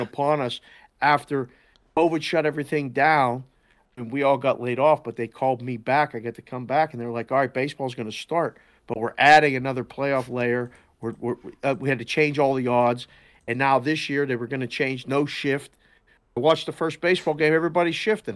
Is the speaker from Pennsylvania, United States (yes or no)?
yes; Pittsburgh, Pennsylvania, United States; moved away as an adult; now in Las Vegas, United States; I was born and raised in Pittsburgh